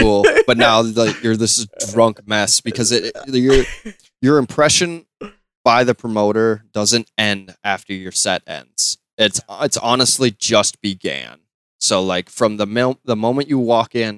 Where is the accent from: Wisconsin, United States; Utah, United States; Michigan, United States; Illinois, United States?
Wisconsin, United States; we're from Wisconsin